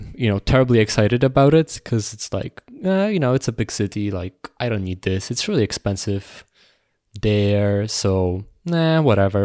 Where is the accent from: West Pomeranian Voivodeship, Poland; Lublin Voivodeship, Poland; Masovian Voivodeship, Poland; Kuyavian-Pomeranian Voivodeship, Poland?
Kuyavian-Pomeranian Voivodeship, Poland; Toruń; moved away as an adult; now in Warsaw, Poland; it's my hometown, so you know, large chunk of, of my closest friends are there